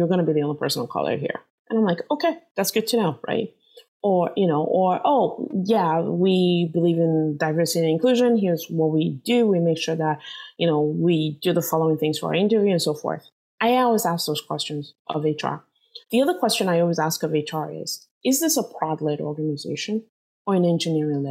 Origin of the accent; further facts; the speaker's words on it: Nigeria; now in San Jose, United States; I'm Nigerian